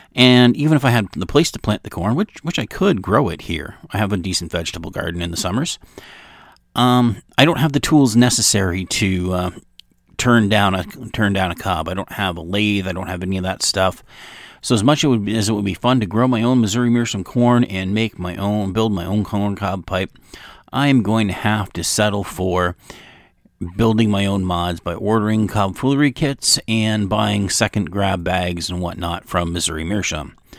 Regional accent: Canada; I am from Canada.

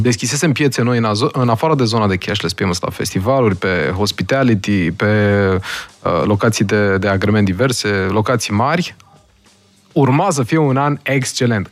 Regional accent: Romania; moved away as an adult; now in Austin, United States; suntem noi români

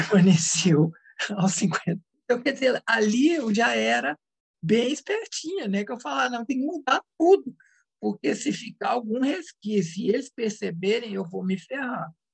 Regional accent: Minas Gerais, Brazil; Eu sou mineira

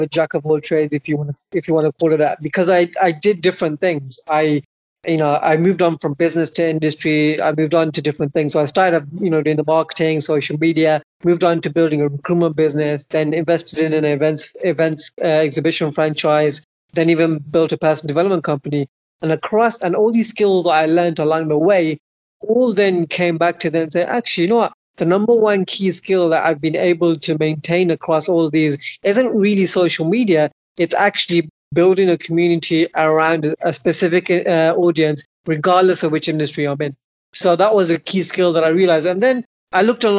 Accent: Birmingham, West Midlands, United Kingdom; my hometown of Birmingham

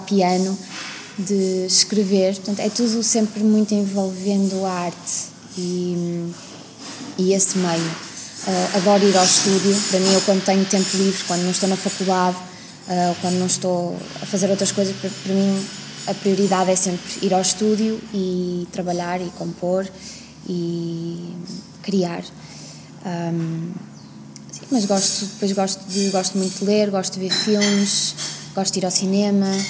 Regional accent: Vila Nova de Famalicão, Braga, Portugal; also born or lived in Scotland; em Vila Nova de Famalicão, onde eu cresci

